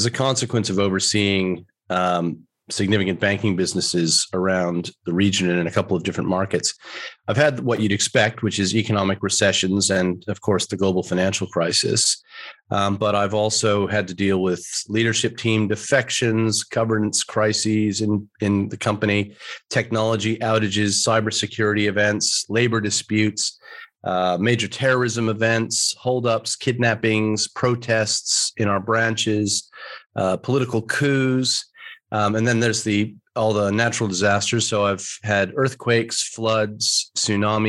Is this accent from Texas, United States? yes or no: no; New York, United States; moved away as an adult; also born or lived in Melbourne, Australia / United Kingdom; now in Australia; I'm from New York originally